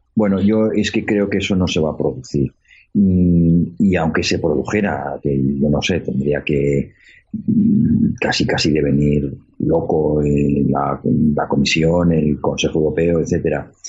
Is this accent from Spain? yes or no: yes; Spain; Somos los españoles